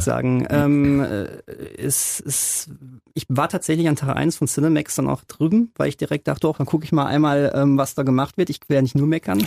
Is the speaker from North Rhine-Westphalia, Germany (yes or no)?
yes; Hamm area, North Rhine-Westphalia, Germany; ich bin groß geworden hier. Also muss man einfach so sagen, ich bin ähm, Bödenah und in Unna zur Schule gegangen